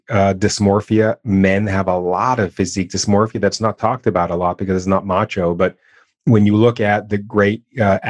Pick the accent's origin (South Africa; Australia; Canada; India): Canada; I'm born and raised in Canada